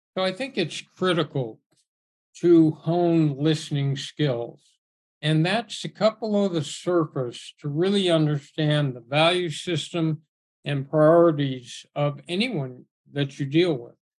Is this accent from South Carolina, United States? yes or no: no; Southern California, United States; I grew up in Southern California at a really rich time in that sport